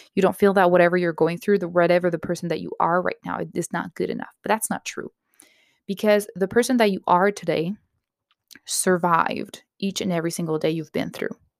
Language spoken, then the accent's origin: English; Canada; I'm Canadian myself